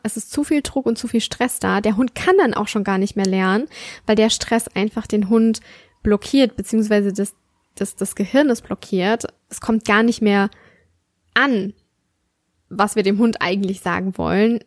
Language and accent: German; Southern Germany, Germany; Bei uns im Süden